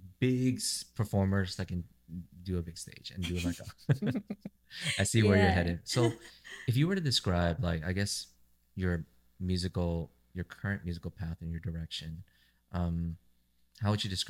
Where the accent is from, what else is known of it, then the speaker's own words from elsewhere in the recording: Santa Ana, California, United States; I grew up in Santa Ana here in California, surrounded by Latin music. So it's always going to be very familiar.